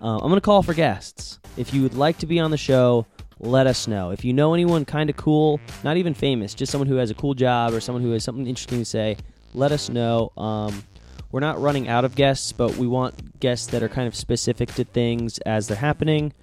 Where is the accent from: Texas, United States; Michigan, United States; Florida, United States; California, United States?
Florida, United States; I'm from Florida